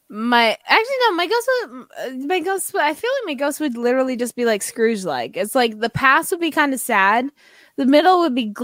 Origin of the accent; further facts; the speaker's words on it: Canada; Chiefsies, we're Canadian.